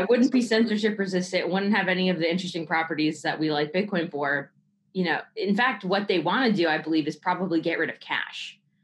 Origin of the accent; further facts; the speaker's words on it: Bay Area, California, United States; I grew up in the Bay Area.